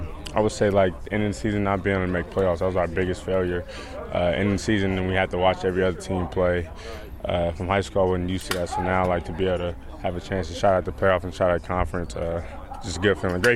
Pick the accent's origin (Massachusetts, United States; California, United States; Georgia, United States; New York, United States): California, United States; moved away; I'm from California, so the cold was different for me.